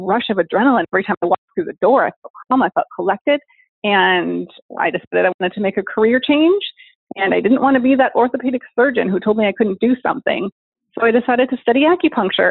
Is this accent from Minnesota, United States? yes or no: yes; Minnesota, United States; now in Portland, United States; I grew up in Minnesota